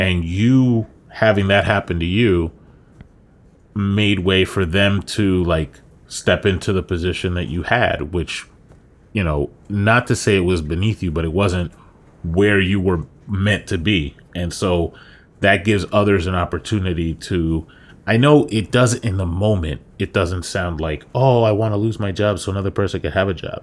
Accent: New York, United States; moved away as an adult; now in Florida, United States; you and I moved down to Florida from New York

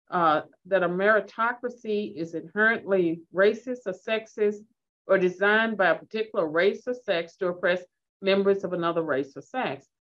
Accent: Virginia, United States; Well, I'm from Southwestern Virginia, and uh, and my folks weren't educated, so I struggle with some of these words.

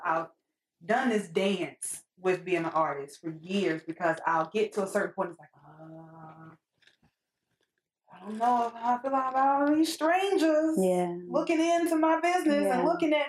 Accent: Charlotte, North Carolina, United States; also born or lived in Atlanta, Georgia; I'm from Charlotte. Since I was 6 years old

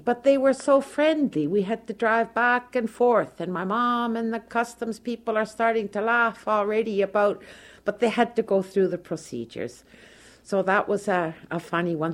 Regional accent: Toronto, Ontario, Canada; moved away as an adult; now in Okemos, United States; I am originally from Toronto, Canada

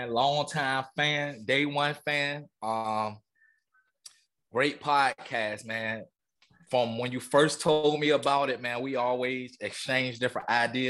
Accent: Portsmouth, Virginia, United States; moved away as an adult; also born or lived in Waycross, Georgia; But yeah, man, I'm from Portsmouth, Virginia, man. Born and raised. I spent majority of my life there. A year I stayed in Waycross, Georgia, where my family is originally from. But like I said, man, I'm from Portsmouth, Virginia

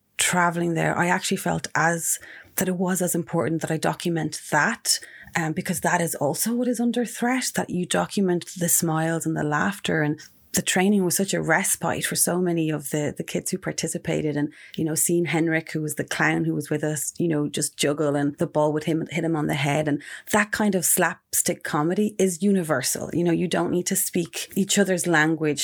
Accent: Ireland; also born or lived in Mexico; around the age of 6 or 7 or so, we returned to Ireland when my parents split up

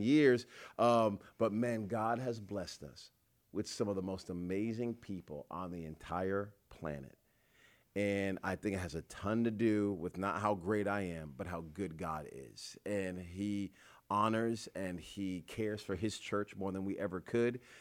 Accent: Rhode Island, United States; moved away; I'm just from Rhode Island

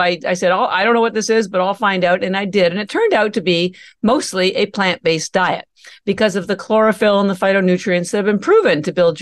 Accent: Canada; moved away as an adult; now in Boston, United States; First of all, I'm Canadian. And I mentioned that because all my education, I have an MBA and all my education and family are still in Canada

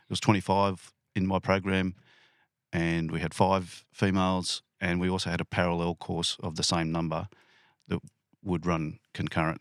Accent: lower Blue Mountains, New South Wales, Australia; also born or lived in Penrith, New South Wales / Canberra; I grew up in the lower Blue Mountains

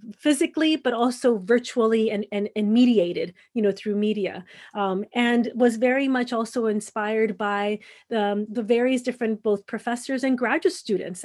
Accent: Los Angeles, California, United States; moved away as an adult; also born or lived in Mexicali / San Diego; growing up in Los Angeles

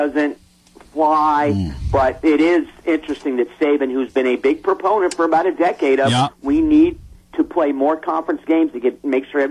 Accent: Southeast, United States; I grew up in the Southeast. I went to my first SEC game in 1969.

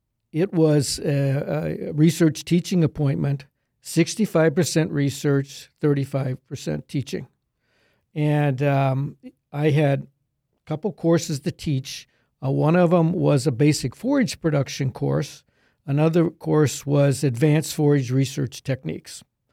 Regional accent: Middletown, Pennsylvania, United States; I grew up in Pennsylvania near Middletown, which is between Harrisburg and Hershey, small farm there.

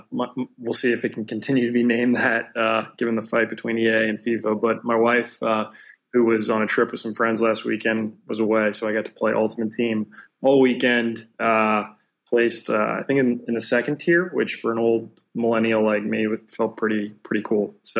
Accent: New Orleans, Louisiana, United States; I'm from New Orleans, Louisiana, southern part of the U.S.

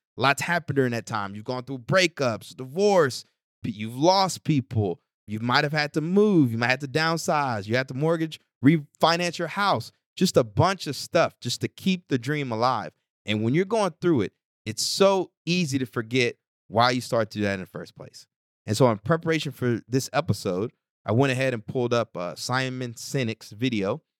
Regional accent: Texas, United States; moved away as an adult; I'm from Texas

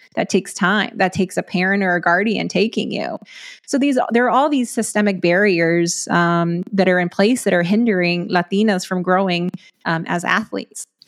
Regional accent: West Texas, United States; I grew up in a smaller West Texas town.

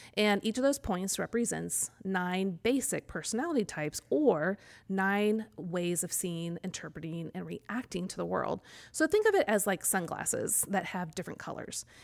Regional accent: Kansas City, United States; now in College Grove, United States; I grew up in Kansas City or just outside of Kansas City.

